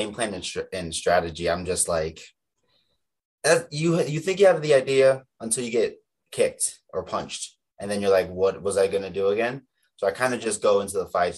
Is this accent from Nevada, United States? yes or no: yes; Las Vegas, Nevada, United States; also born or lived in Gunnison, Colorado; from Gunnison, Colorado, but I grew up in Vegas.